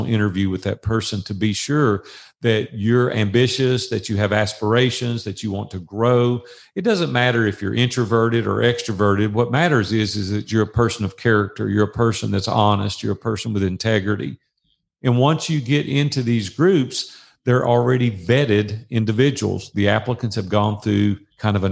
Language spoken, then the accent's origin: English; Nashville, Tennessee, United States; that's my hometown